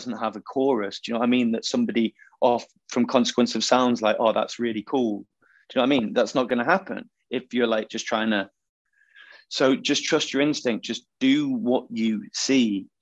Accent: Macclesfield, North West England, United Kingdom; also born or lived in Wilmslow; So we're from Macclesfield. So that's where … are from. You know, we grew up around their kids and their history

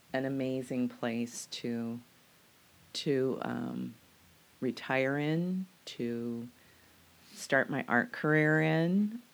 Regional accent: Central California, United States; moved away as an adult; also born or lived in North Dakota / Lake Stevens, Washington; now in Camano Island, United States; Well, my family is originally from North Dakota. I grew up basically in California, Central California, though, since I was in the third grade all the way through my adult life.

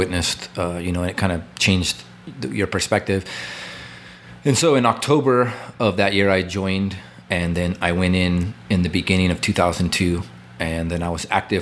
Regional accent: Nampa, Idaho, United States; So I'm from Nampa, originally. Born in Mercy Medical in Nampa, which is no more

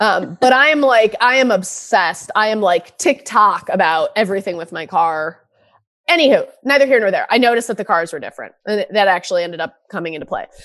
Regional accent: Michigan, United States; I'm from Michigan.

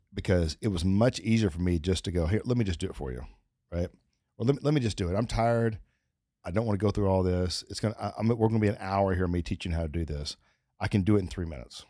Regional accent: Texas, United States; I'm from Texas, but I didn't grow up, like, where, where you ha-, tie up your horse

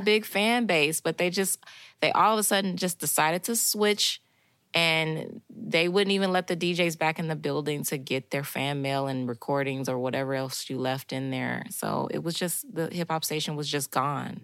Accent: Chicago, Illinois, United States; now in Knoxville, United States; I'm from Chicago, Illinois, so I'm definitely not from the South

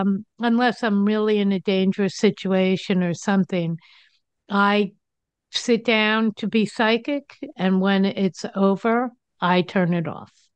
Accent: New Jersey, United States; now in Denver, United States; I live in Denver. I grew up in New Jersey.

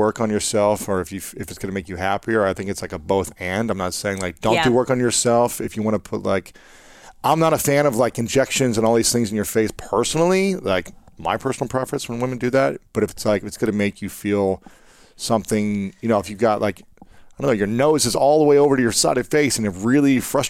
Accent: Ohio, United States; moved away; also born or lived in St. Louis; I grew up saying pop in Ohio.

